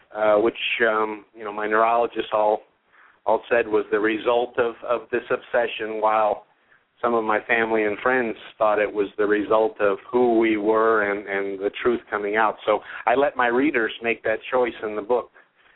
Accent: San Diego, California, United States; moved away as an adult; also born or lived in Bay Area, California; now in Las Vegas, United States; I grew up in California, San Diego mostly, in the Bay Area

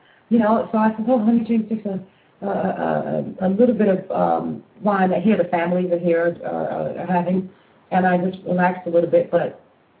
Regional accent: Florida, United States; first language English; moved away as an adult; also born or lived in Jersey City, New Jersey / Italy; I'm from Florida, I'm born in Jersey

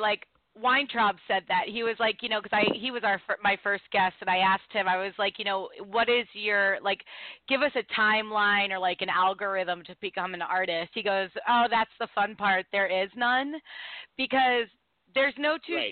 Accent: Baltimore, Maryland, United States; also born or lived in New York City; when I moved back home to Baltimore because you know, when I grew up in Baltimore, I grew up in one circle

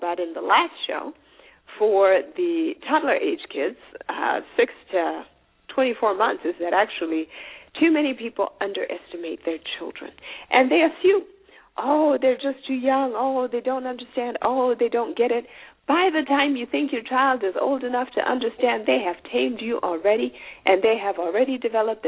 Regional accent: Zimbabwe; I'm from Zimbabwe

